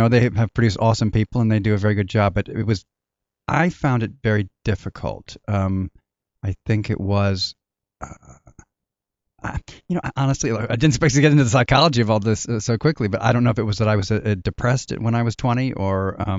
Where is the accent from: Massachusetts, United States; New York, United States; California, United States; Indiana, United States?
California, United States; also born or lived in Inglewood; We grew up, when I was quite young, I lived first in Westchester area, and then in South Pasadena, and then we moved down to Orange County. I lived in Mission Viejo